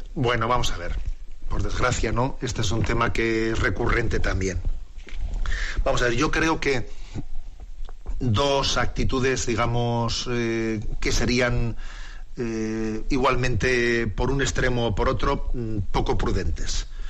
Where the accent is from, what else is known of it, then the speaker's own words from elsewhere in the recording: San Sebastián, Basque Country, Spain; en nuestra tierra, y sabes que yo soy de Bispo de San Sebastián